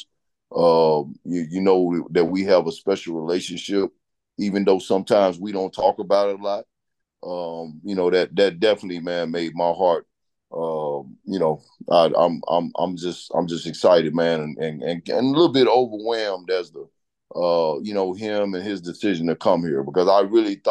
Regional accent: Arkansas, United States; moved away; Arkansas is my home, you know, my home state

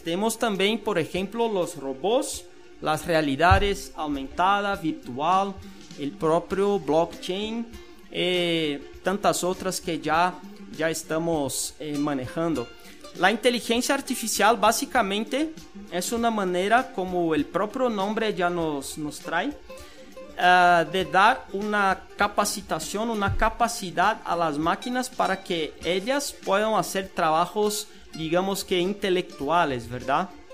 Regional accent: Brazil; now in Guatemala; soy de Brasil

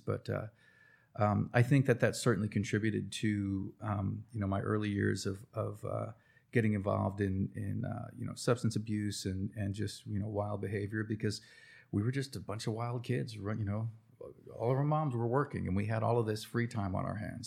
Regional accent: New Jersey, United States; now in Cherokee, North Carolina, United States; Mom took my sister and I to New Jersey

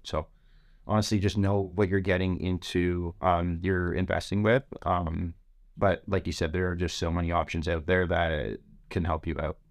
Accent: Toronto, Ontario, Canada; I'm a kid from Scarborough

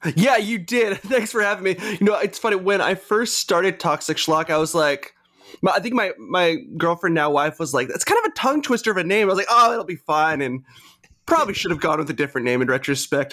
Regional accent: Greensboro, North Carolina, United States; moved away as an adult; also born or lived in Charlotte, North Carolina; now in Richmond, United States; So I'm from North Carolina originally. I grew up in Greensboro

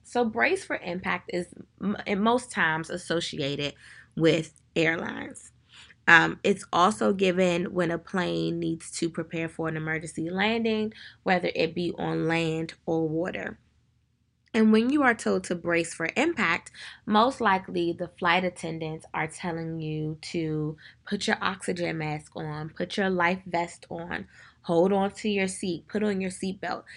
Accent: Prince George's County, Maryland, United States; I'm from Prince George's County, Maryland.

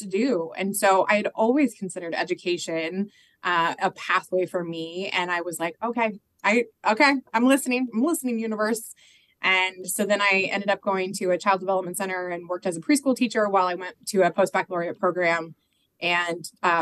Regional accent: Phoenix, Arizona, United States; moved away as an adult; also born or lived in Omaha, Nebraska / Washington State; now in Washington, D.C., United States; I grew up in Phoenix, Arizona, went to Arizona State

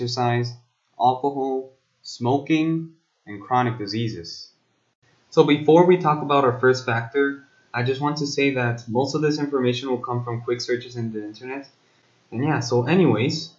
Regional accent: South Korea; I am a South Korean student myself

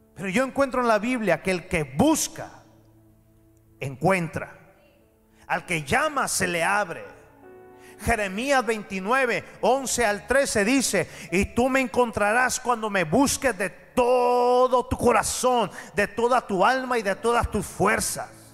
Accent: Mexico; pero yo soy mexicano

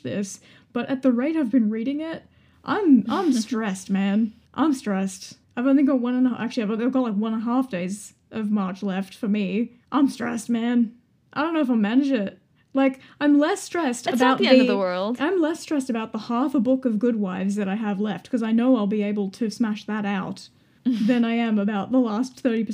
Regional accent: Melbourne, Victoria, Australia; And as a Melburnian

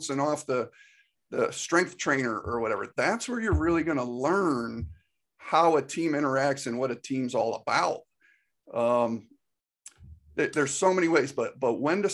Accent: Northeast, United States; moved away as an adult; now in Georgia, United States; I grew up in the Northeast

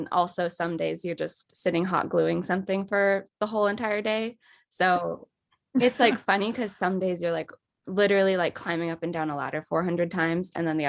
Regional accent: Los Angeles, California, United States; I was born and raised in Los Angeles, and I still live here.

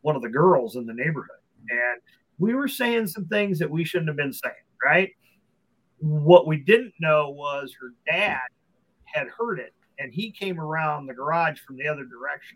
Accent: Omaha, Nebraska, United States; also born or lived in Minnesota; moved from Minnesota, we came into Omaha, and grandma and grandpa lived down the street.

